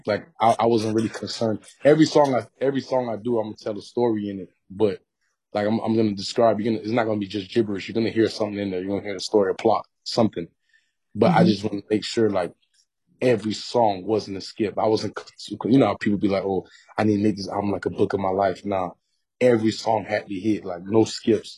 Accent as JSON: {"language": "English", "town": "North Miami", "region": "Florida", "country": "United States", "tie": "born or raised there", "said": "growing up in North Miami"}